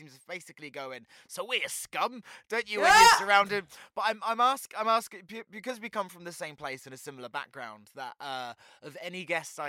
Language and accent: English; Portsmouth, South East England, United Kingdom; moved away; I grew up in Portsmouth. My mum still lives on the same council estate.